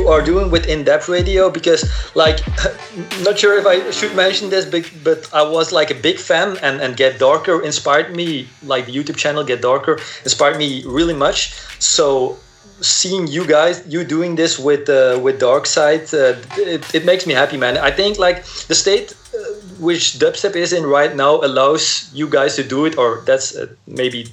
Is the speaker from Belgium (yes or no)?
yes; Belgium; I'm from Belgium